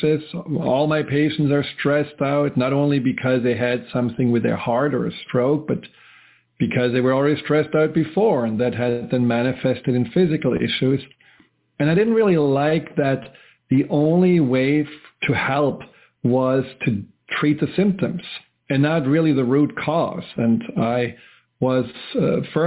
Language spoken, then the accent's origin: English; Germany; moved away; where I grew up in Germany